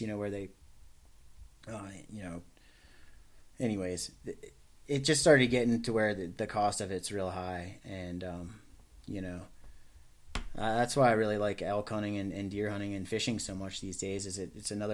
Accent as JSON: {"language": "English", "region": "Maryland", "country": "United States", "tie": "born or raised there", "said": "I grew up on the Chesapeake Bay in Maryland"}